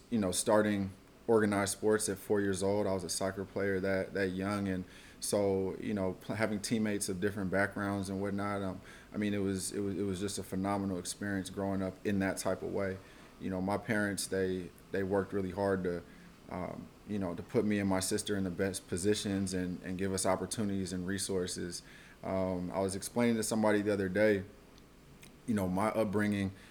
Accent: Oakland, California, United States; also born or lived in Washington, District of Columbia, United States; I'm from Oakland, California. Uh, grew up here, went to college at Howard University in DC. I was out there from 2007 to 2012. And upon graduation, I moved back to Oakland.

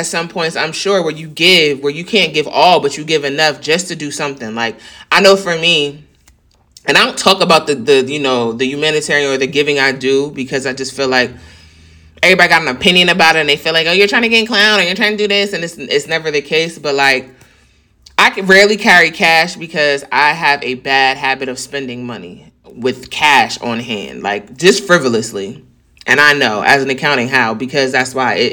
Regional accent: New York, United States; moved away; I'm from New York

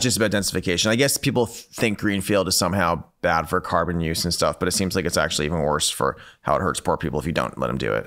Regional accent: California, United States; I come from California

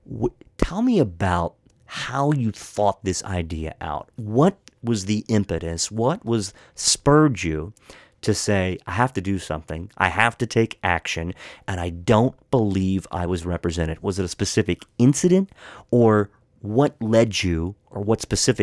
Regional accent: Hagerstown, Maryland, United States; moved away as an adult; also born or lived in Montgomery County, Maryland; where I grew up in Western Maryland in Hagerstown

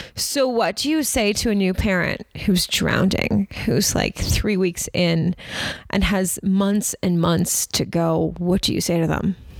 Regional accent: Toronto, Ontario, Canada; we're from Toronto.

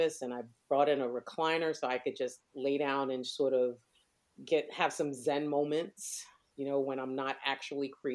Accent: New York City, New York, United States; growing up in New York, we had something called summer youth employment

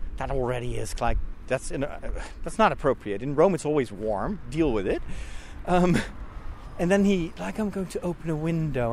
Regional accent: Netherlands; moved away; I'm from the Netherlands

